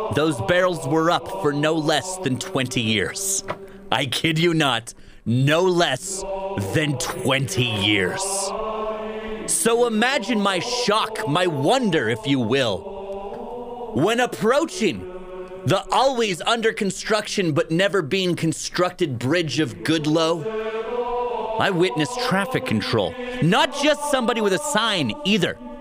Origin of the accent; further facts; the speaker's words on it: Grimshaw, Alberta, Canada; now in Fort St. John, Canada; Growing up in Grimshaw, Alberta, I was a member of a running club